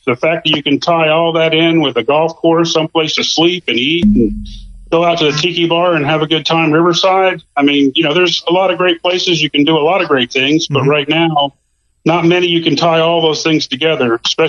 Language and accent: English; Tennessee, United States; now in Florida, United States; I'm from Tennessee originally, and I grew up bass fishing and loved it.